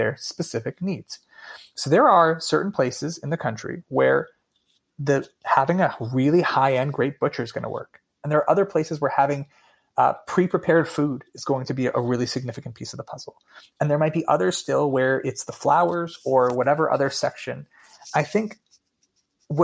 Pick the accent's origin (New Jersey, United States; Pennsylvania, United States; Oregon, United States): Pennsylvania, United States; Allentown; I grew up in Allentown, Pennsylvania